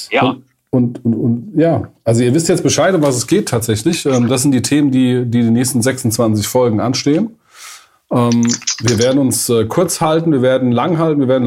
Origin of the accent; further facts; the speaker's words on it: Hesse, Germany; Ich komme in der Nähe aus Frankfurt.